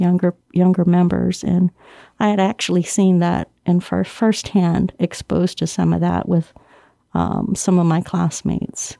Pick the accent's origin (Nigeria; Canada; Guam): Guam; moved away; I was born and raised on Guam